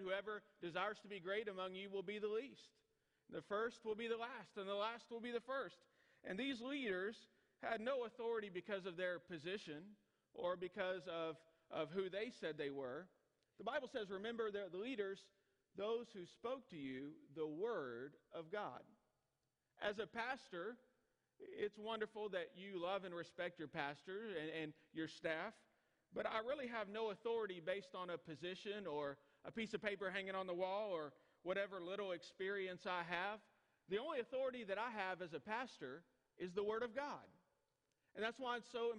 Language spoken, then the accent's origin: English; Hillsboro, Texas, United States; now in El Dorado, United States; I grew up in Hillsboro, Texas